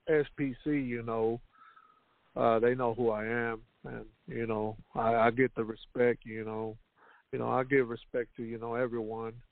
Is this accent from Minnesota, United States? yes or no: no; Houston, Texas, United States; Yes, sir. I'm from Houston.